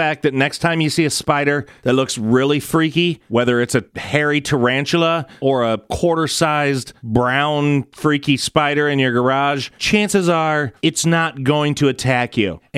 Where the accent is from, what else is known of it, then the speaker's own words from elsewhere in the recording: Columbus, Ohio, United States; my hometown of Columbus, Ohio